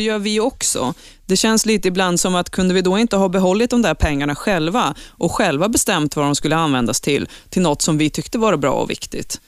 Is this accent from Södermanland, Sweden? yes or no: yes; Eskilstuna, Södermanland, Sweden; jag är ju uppvuxen i Eskilstuna